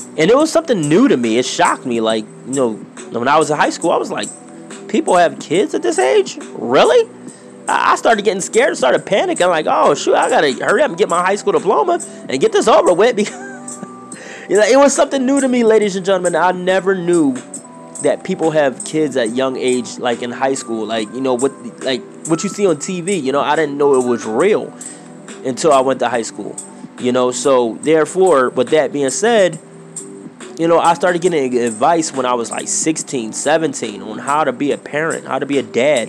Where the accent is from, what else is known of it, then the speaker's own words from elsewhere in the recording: Philadelphia, Pennsylvania, United States; I grew up in Philadelphia, Pennsylvania, to be exact